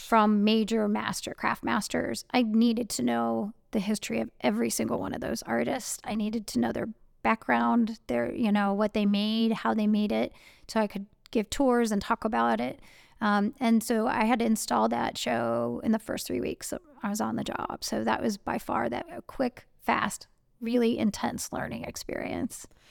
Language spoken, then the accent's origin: English; Cleveland, Ohio, United States; this very protective, conservative-ish privilege bubble I grew up in in Cleveland